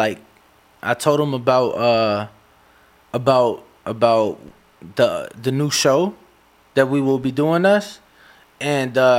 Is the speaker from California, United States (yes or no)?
no; Chicago, Illinois, United States; I'm from Chicago. You know, I love my city